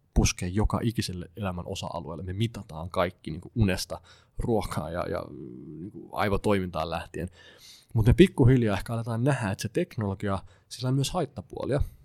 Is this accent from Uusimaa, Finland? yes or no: yes; Klaukkala, Uusimaa, Finland; mä itse kotoisin Klaukkalassa